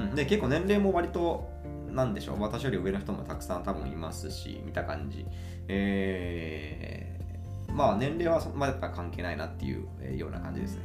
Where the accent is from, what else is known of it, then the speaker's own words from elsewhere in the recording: Imabari, Ehime, Japan; 今治市、私の地元ですね、愛媛県今治市